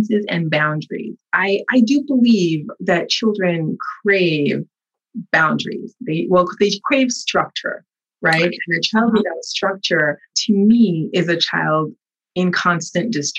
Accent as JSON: {"language": "English", "country": "United States", "tie": "born or raised there", "said": "I was born here, raised here, but also raised in a household that was a Haitian household"}